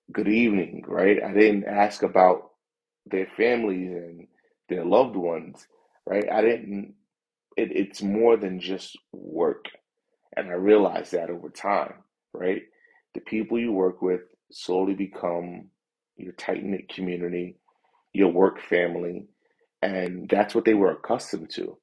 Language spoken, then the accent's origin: English; New York, United States; also born or lived in London; I'm a New Yorker, loud.